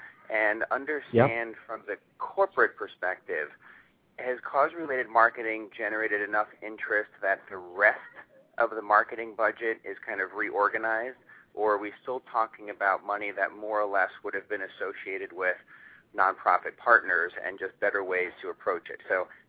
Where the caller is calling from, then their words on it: New York, United States; From New York, right outside of New York City.